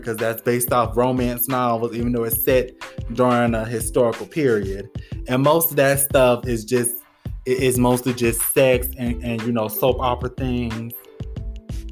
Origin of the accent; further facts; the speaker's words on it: United States; as an American black person